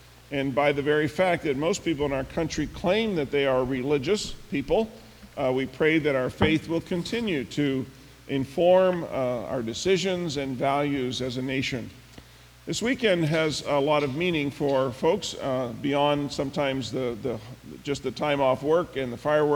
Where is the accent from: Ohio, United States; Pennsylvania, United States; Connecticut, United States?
Pennsylvania, United States; now in Michigan, United States; Pennsylvania, where I grew up